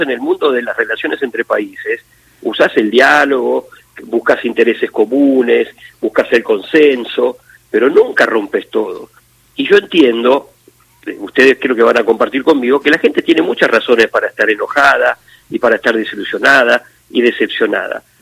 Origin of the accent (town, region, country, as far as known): Argentina